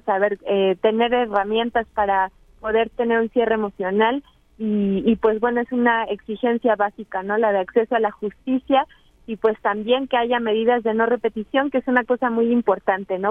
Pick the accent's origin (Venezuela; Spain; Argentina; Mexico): Mexico; como pueblo mexicano